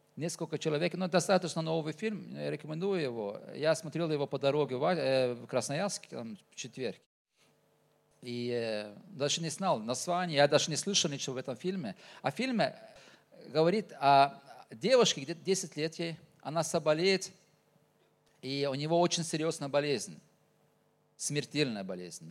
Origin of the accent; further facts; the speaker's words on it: Norway; accent: Norwegian pronunciation; Russian is a second language; now in Tuva, Russia; Родился в Норвегии, а так-то уже, э, уже так живу и в Туве